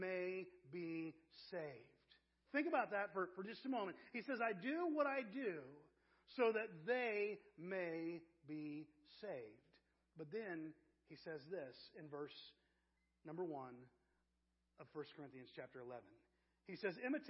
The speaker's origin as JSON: {"language": "English", "town": "Avon", "region": "Indiana", "country": "United States", "tie": "born or raised there", "also_born_or_lived": "Wytheville, Virginia / Terre Haute, Indiana"}